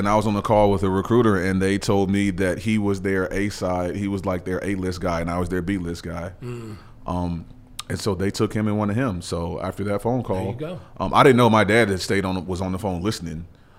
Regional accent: Nashville, Tennessee, United States; also born or lived in Auburn, Alabama; Born and raised in Nashville.

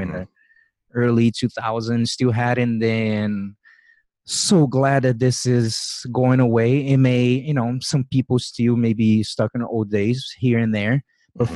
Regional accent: Brazil; moved away as an adult; I grew up in Brazil. I lived 24 years of my life there

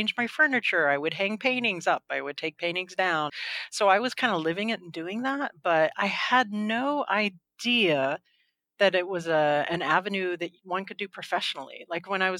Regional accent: Homestead, Florida, United States; But I grew up in Homestead, Florida

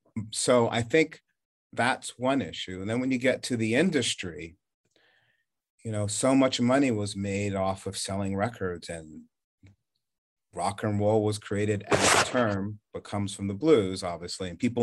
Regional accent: the North, United States; now in Charleston, United States; Moving there, I feared maybe the worst in living in the South growing up in the North.

